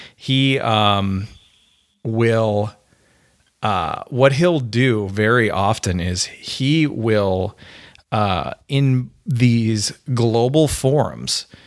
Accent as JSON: {"language": "English", "region": "Ontario", "country": "Canada", "tie": "born or raised there", "also_born_or_lived": "Alberta", "accent": "Canadian", "moved": "as an adult", "lives_now": "United States", "said": "I was born in Ontario"}